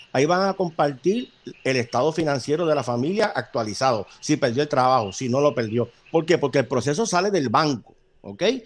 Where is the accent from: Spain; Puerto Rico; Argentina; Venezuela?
Puerto Rico